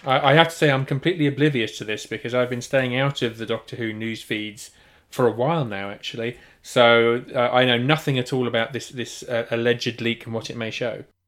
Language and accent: English; United Kingdom; being properly British